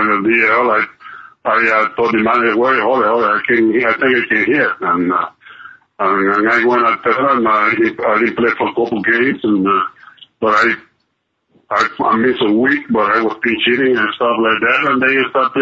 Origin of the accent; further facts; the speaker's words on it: Cuba; moved away as an adult; I grew up in Cuba